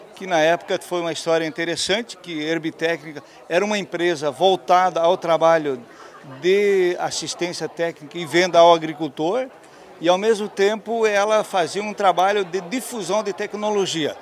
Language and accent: Portuguese; Presidente Nereu, Santa Catarina, Brazil; nós somos filhos de agricultor, né? Meu pai é, é já falecido, era um fumicultor uhum. na região do Vale Itajaí, é, mais precisamente na cidade de Presidente Nereu, próximo a Rio do Sul